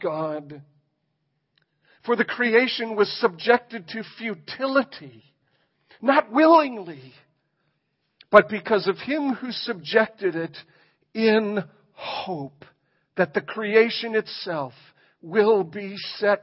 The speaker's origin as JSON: {"language": "English", "country": "Ireland", "said": "I'm Irish"}